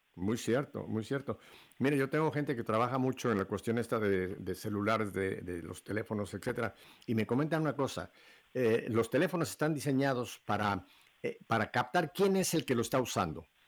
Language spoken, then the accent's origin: Spanish; Mexico; now in Miami, United States; como decimos en México